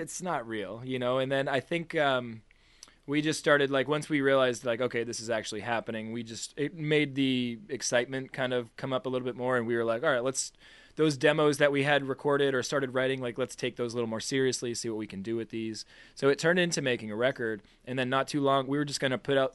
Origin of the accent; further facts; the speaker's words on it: Boston, Massachusetts, United States; I'm from Boston